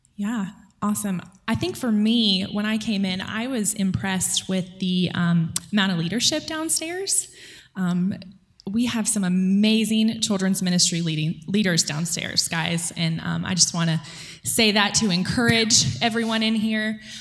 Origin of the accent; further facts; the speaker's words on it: Irmo, South Carolina, United States; I was raised in Irmo, South Carolina, which is close to Columbia